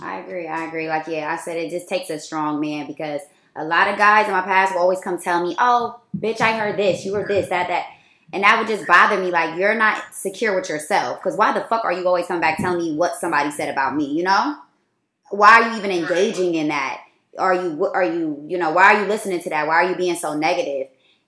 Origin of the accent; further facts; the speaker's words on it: Columbus, United States; And it would be my friends that I grew up with in Columbus.